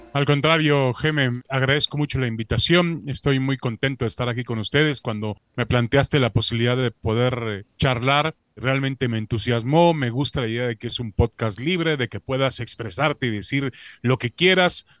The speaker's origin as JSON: {"language": "Spanish", "country": "Mexico", "tie": "born or raised there", "also_born_or_lived": "Israel", "said": "me desarrollé en México"}